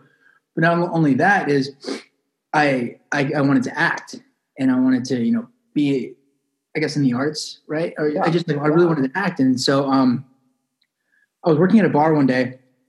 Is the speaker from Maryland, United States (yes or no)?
no; Huntington Beach, California, United States; So I'm from Huntington Beach, California.